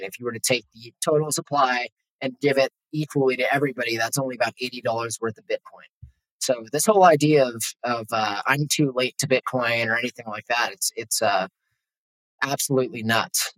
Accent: Los Angeles, California, United States; moved away as an adult; now in Mexico; I'm from Los Angeles. I was living there at the time

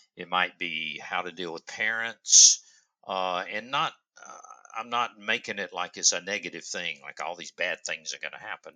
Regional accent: Upstate South Carolina, United States; I am from the upstate of South Carolina. I'm sure you can't tell by my accent.

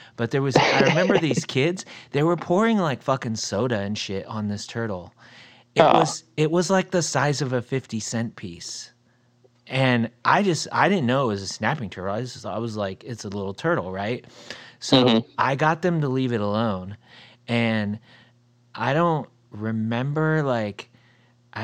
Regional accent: Ohio, United States; moved away; at my like earlier ages, I grew up in Ohio

